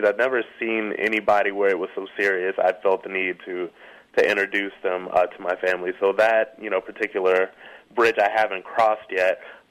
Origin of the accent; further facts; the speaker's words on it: Ohio, United States; moved away; I come from a small town in Ohio